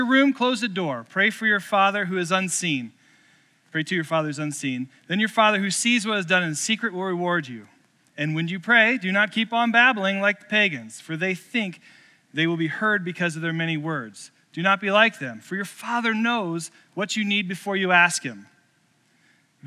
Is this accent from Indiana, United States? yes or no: yes; Columbus, Indiana, United States; moved away; I grew up in a home church, St. Peter's Lutheran in Columbus, Indiana